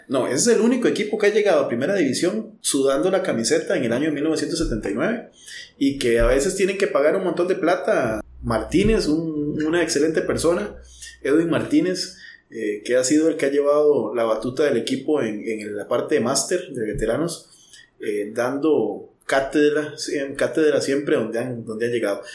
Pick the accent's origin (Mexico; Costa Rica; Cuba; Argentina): Costa Rica; Guadalupe, San José; yo que soy de, de Guadalupe